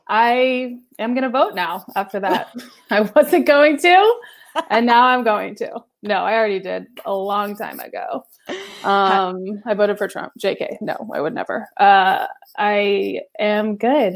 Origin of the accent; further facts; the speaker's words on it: the South, United States; I'm from the South and I grew up around a lot of them